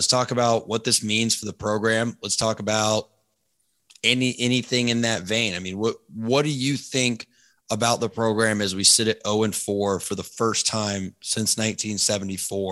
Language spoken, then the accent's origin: English; Tallahassee, Florida, United States; As a Florida State fan my entire life, growing up in Tallahassee, going to football games since I was 2 years old